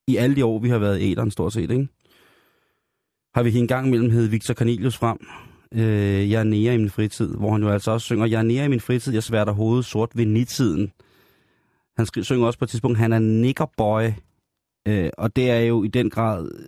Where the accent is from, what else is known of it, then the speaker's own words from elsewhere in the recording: South Korea; Fordi det er jeg, jeg er koreaner.